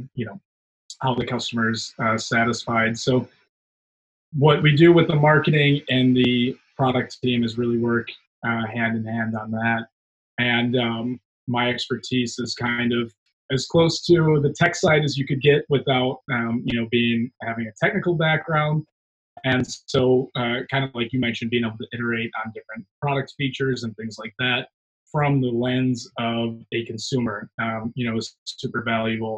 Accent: Chicago, Illinois, United States; also born or lived in San Francisco; now in Austin, United States; I'm originally a Chicagoan, and I moved out to San Francisco and then found my way to Austin

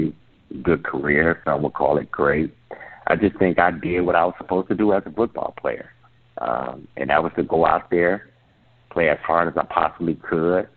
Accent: Detroit, Michigan, United States; a kid growing up in Detroit

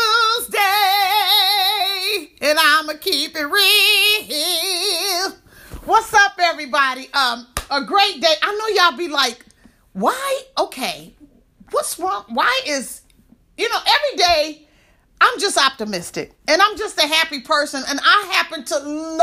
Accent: Midwest, United States; I'm from the Midwest

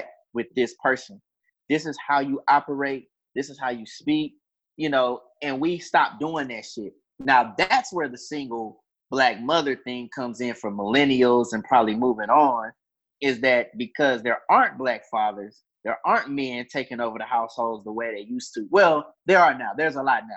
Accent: Houston, Texas, United States; I'm from Houston, Texas

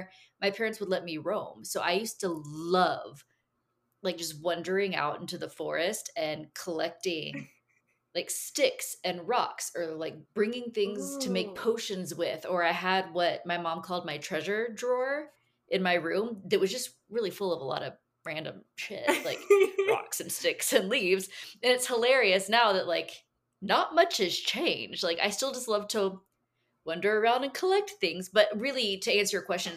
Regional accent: Caldwell, Texas, United States; Born and raised in Texas, lived in a really small town during some of the formative years, like 12 to 18. We lived in the big town of Caldwell, Texas, on a big cattle ranch

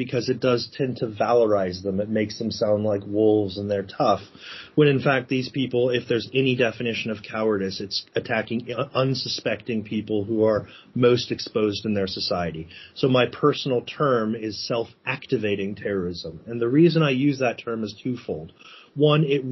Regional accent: United States; accent: American; You can probably hear from my accent that I'm an American.

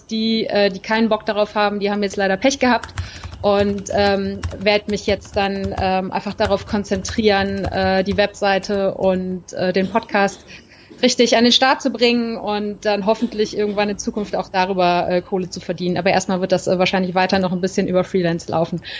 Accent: Cologne, North Rhine-Westphalia, Germany; ich bin zwar in Köln geboren und aufgewachsen, ja

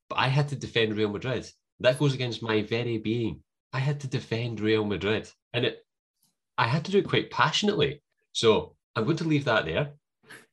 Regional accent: Scotland, United Kingdom; I'm from sunny Scotland

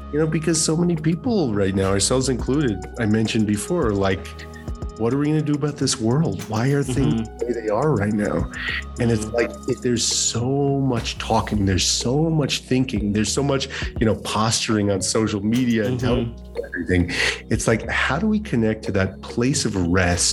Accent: Santa Fe, New Mexico, United States; my hometown

